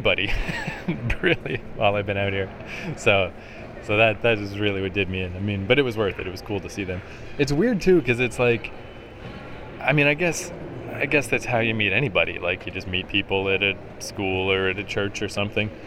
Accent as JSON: {"language": "English", "country": "Canada", "said": "I'm Canadian"}